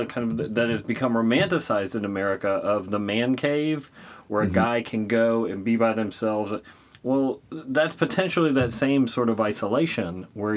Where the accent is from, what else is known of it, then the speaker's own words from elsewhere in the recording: Midwest, United States; where I grew up in the Midwest